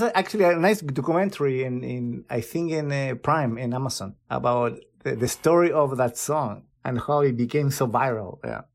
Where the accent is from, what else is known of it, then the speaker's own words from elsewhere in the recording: Chile; moved away; my home country